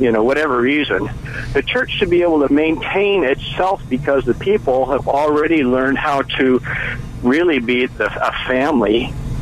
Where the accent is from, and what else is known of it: Bay Area, California, United States; born or raised there